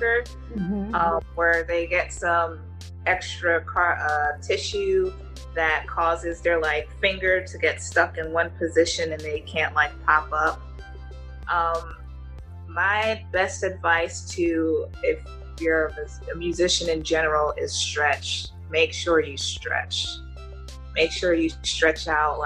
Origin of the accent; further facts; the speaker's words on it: West Orange, New Jersey, United States; moved away; also born or lived in Newark, New Jersey / Linden, New Jersey; I spent most of my grade school years in West Orange